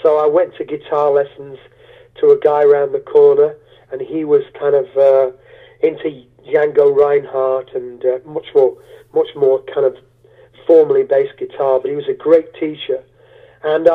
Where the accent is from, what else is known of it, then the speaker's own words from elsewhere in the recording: Sherwood Forest, Nottinghamshire, East Midlands, United Kingdom; also born or lived in Beaufort, United States / Charlotte, United States; now in Yorkshire, United Kingdom; I grew up in Sherwood Forest, near Sherwood Forest, Nottinghamshire, you know, land of Robin Hood.